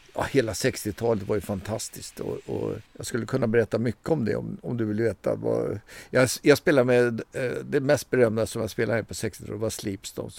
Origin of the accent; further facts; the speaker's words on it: Stockholm, Stockholm County, Sweden; jag är uppvuxen i Stockholm, jag är så kallad urstockholmare